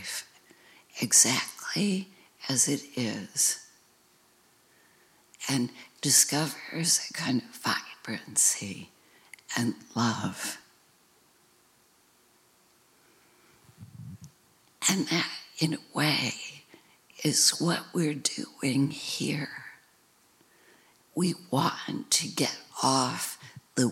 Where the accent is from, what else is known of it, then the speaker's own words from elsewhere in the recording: United States; growing up in America, in a Western tradition